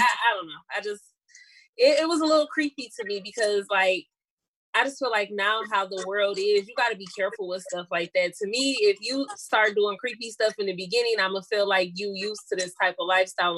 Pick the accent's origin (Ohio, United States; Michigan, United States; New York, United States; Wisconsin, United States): Michigan, United States; Battle Creek; now in Detroit, United States; I'm originally from Battle Creek